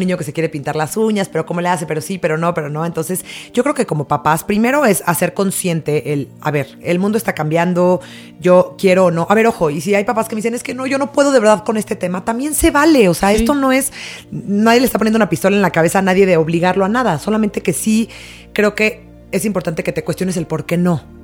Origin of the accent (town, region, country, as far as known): Mexico